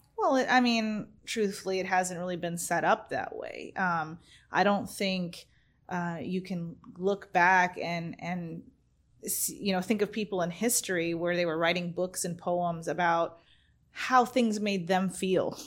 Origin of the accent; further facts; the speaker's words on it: California, United States; moved away; also born or lived in Arizona; I'm from Arizona, originally from California. I moved, I was in Arizona for twenty-one years